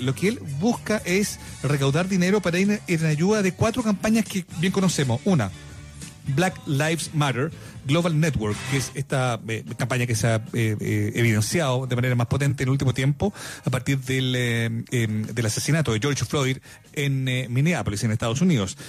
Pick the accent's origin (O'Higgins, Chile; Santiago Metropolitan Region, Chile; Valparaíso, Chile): Valparaíso, Chile; Viña del Mar; yo soy de Viña del Mar